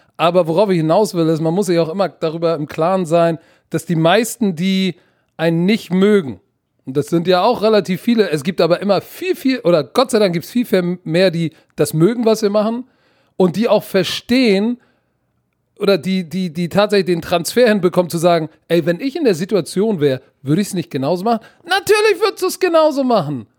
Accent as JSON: {"language": "German", "region": "Hamburg", "country": "Germany", "tie": "born or raised there", "also_born_or_lived": "United States", "moved": "yes", "said": "Pauli Altona, Digga, da komme ich her. Aber ich war tatsächlich auf der besten Schule in Hamburg"}